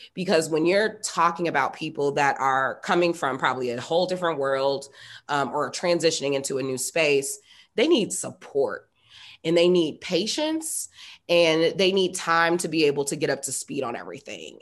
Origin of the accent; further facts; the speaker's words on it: Indianapolis, Indiana, United States; moved away as an adult; also born or lived in East Coast / West Coast; I'm born and raised in Indianapolis, Indiana, which is not the most exciting place in the world, but it is home.